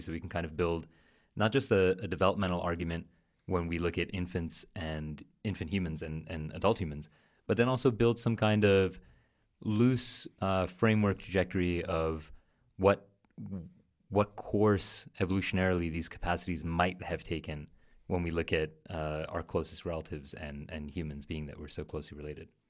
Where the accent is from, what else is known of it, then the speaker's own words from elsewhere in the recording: New York City, New York, United States; I'm from New York, uh, from Queens, and, um, my family are, are Armenian immigrants, so grew up with a lot of different languages in the house